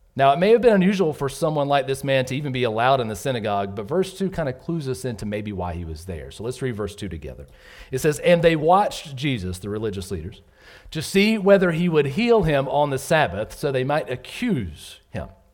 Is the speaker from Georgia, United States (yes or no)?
yes; Southern Georgia, United States; moved away as an adult; also born or lived in North Carolina; I grew up in Southern Georgia